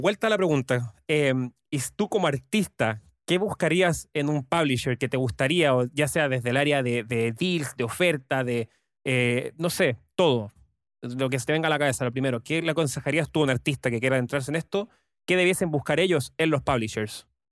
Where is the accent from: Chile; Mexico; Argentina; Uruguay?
Chile; como chileno